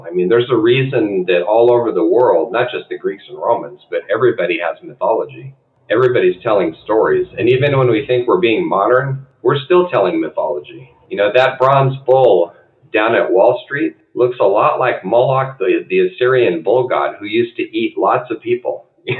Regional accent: San Diego, California, United States; I'm from San Diego, which that's where Seuss was.

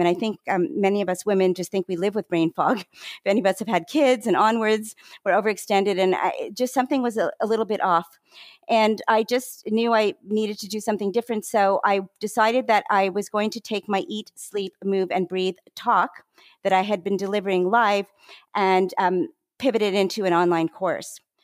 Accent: Canada; moved away as an adult; also born or lived in Toronto, Canada / Vancouver, Canada / Montreal, Canada; now in Maryland, United States; I'm Canadian. I'm now a dual citizen, actually

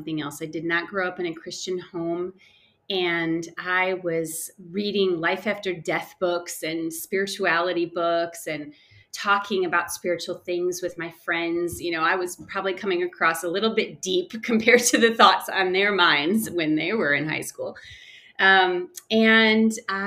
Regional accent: Chicago suburbs, Illinois, United States; moved away as an adult; now in Denver, United States; I grew up in the Chicago suburbs, moved around a bit in my early upbringing, and moved to Colorado after being married

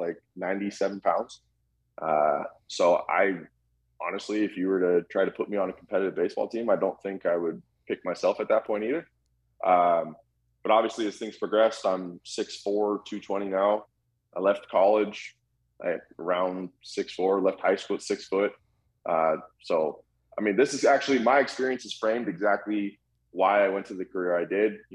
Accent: Sacramento, California, United States; also born or lived in Calgary, Alberta, Canada / Vancouver, Canada; I grew up in Sacramento, California, which is actually a pretty strong hub for baseball players

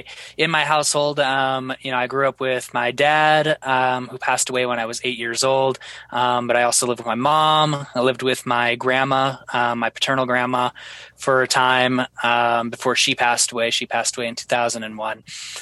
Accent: Tacoma, Washington, United States; But myself, I grew up in Tacoma, Washington on the Puyallup Reservation. And it was kind of, it was an urban area. So it wasn't just like a rural reservation like most are.

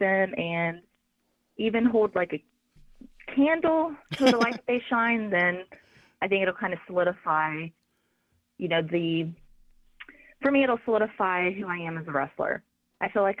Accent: Dayton, Ohio, United States; it's my hometown. I'm born and raised in Dayton, Ohio

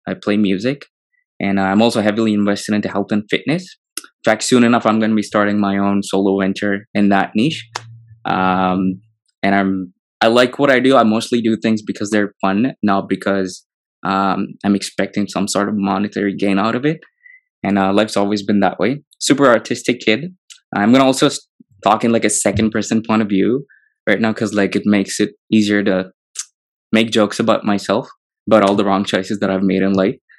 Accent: Hyderabad, Telangana, India; growing up in Hyderabad, it's beautiful. I love the city.

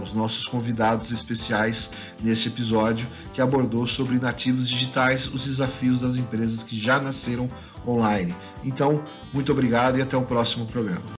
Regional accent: São Paulo, Brazil; eu cresci em São Paulo

